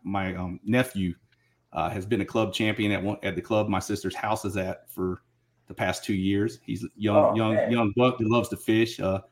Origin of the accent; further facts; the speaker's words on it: Georgia, United States; moved away; You know, I grew up on the East Coast in Georgia. So, you know, that East Coast roots, man, they're still there. I still come home and visit. Still got a lot of family down over that way.